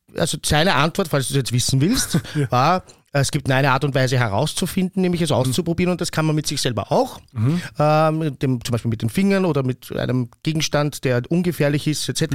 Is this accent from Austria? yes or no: yes; Vienna, Austria; ich bin aus Wien, aber ich habe aus meiner Schulzeit keinen Freund mehr aus meiner Klasse